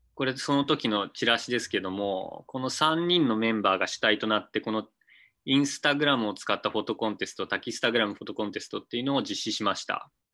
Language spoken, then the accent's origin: Japanese; Izumo, Shimane, Japan; also born or lived in Tokyo; 出身は島根県出雲市です。で、大学から東京の方に行って、向こうで就職して、えー、32歳ぐらいの時に、こっちに U ターンしてきています